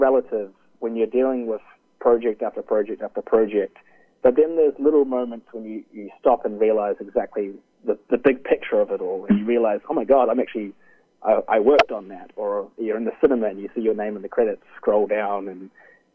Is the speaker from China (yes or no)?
no; New Zealand; also born or lived in Vancouver, Canada; I was from New Zealand